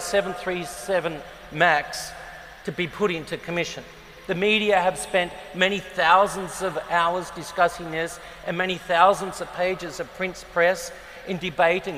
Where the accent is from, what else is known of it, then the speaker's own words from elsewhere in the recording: Adelaide, South Australia, Australia; moved away; I grew up in Adelaide in South Australia.